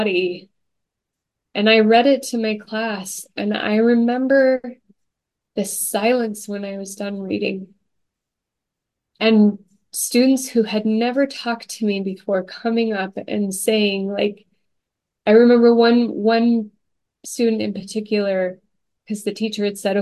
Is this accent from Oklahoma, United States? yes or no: yes; Stillwater, Oklahoma, United States; I grew up in Stillwater, Oklahoma